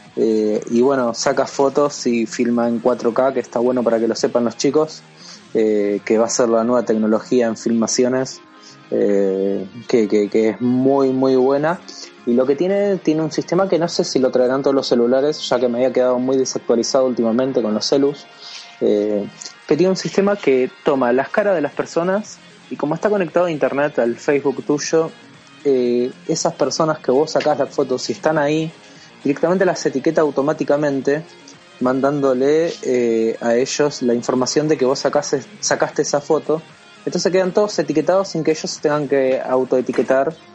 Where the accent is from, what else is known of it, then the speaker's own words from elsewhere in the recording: Argentina; nosotros somos de Argentina